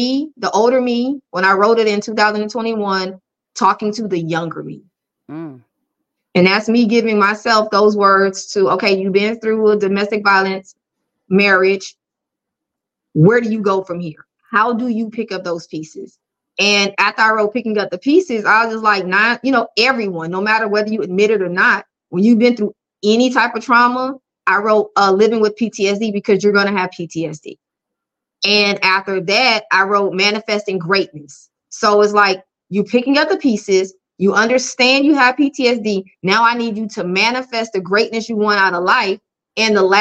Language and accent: English; Sumter, South Carolina, United States; I am from Sumter, South Carolina